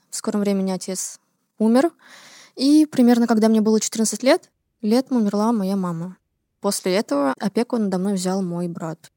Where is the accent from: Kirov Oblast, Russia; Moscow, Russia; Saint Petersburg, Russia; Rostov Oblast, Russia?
Saint Petersburg, Russia; мне 18 лет, я из Санкт-Петербурга